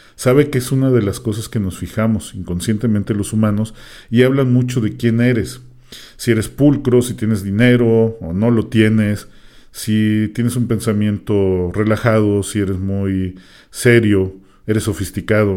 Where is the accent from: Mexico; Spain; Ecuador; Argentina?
Mexico; al menos aquí en México, porque es un dicho que nosotros decimos